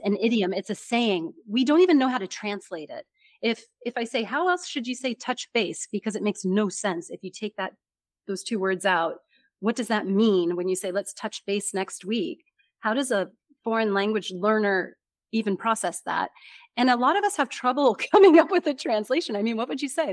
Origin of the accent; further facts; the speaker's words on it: United States; accent: American; first language English; I'm from America